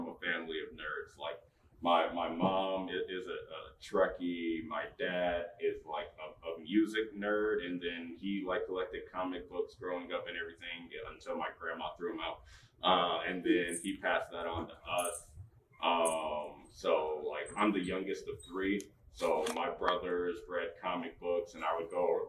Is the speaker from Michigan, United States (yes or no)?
yes; Michigan, United States; also born or lived in Georgia; I was born in Georgia and then moved up here. So I've been in Michigan for most of my life